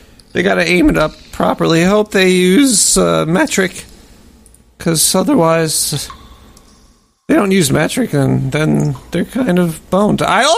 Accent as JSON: {"language": "English", "town": "Brooklyn", "region": "New York", "country": "United States", "said": "I'm from Brooklyn. Calm down."}